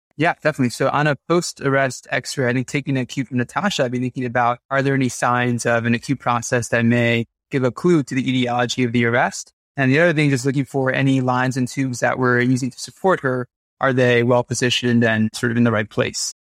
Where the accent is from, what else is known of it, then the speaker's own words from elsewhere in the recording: New York, United States; moved away as an adult; also born or lived in Massachusetts, United States; now in Los Angeles, United States; I'm from New York originally